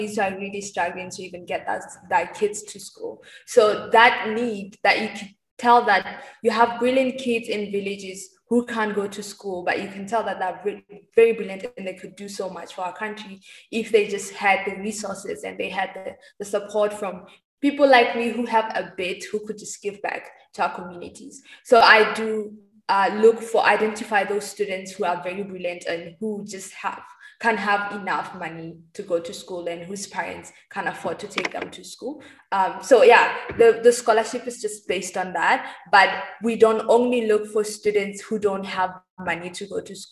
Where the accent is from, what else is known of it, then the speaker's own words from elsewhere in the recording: Botswana; I grew up in Botswana, and the first time I left the country was in 2018